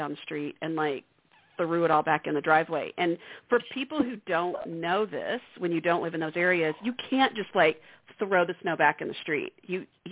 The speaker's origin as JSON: {"language": "English", "region": "Central Texas", "country": "United States", "also_born_or_lived": "St. Louis / Dallas", "moved": "yes", "said": "being from Central Texas"}